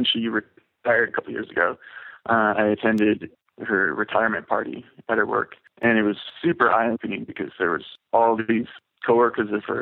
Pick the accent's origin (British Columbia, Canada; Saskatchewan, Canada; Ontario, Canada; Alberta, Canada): British Columbia, Canada; Vancouver; I was born and raised in Vancouver, which is kind of unique, actually